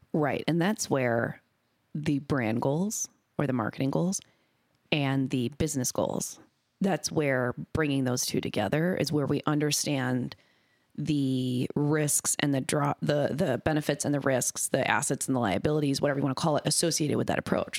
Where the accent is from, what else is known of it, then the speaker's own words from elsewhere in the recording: Minnesota, United States; born and raised in Minnesota